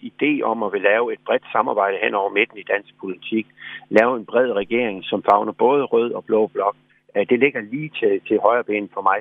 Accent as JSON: {"language": "Danish", "town": "Skærbæk", "region": "Southern Denmark", "country": "Denmark", "tie": "born or raised there", "also_born_or_lived": "Varde / Sommersted"}